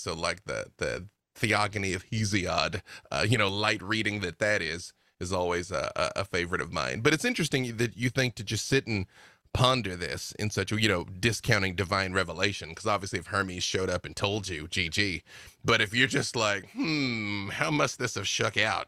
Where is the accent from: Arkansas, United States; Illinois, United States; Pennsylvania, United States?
Arkansas, United States; I'm from Arkansas